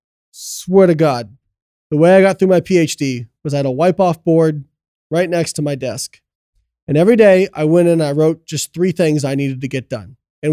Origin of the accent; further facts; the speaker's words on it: Midwest, United States; Well, we're both from Midwest, you know what I mean?